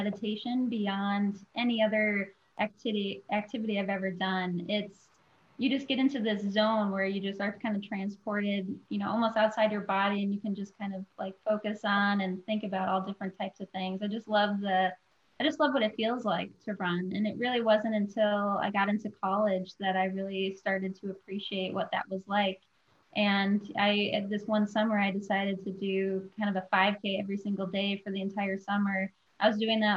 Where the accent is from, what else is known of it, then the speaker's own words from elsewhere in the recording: Minnesota, United States; also born or lived in Michigan; now in Seattle, United States; I'm a Midwest girl born and raised in Minnesota and then also lived in Michigan for a while.